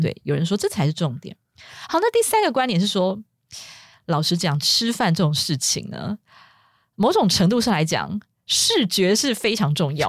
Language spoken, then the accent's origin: Chinese; Taiwan; 像我们中国呃我们台湾